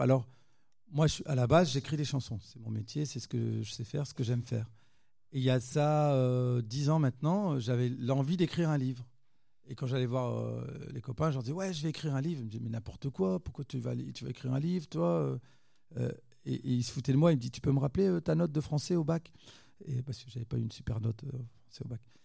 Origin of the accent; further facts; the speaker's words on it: Roubaix, Hauts-de-France, France; je viens de Roubaix, hein. c'est là où je suis né, où j'ai grandi, à Roubaix dans le nord de la France, donc euh, à côté de Lille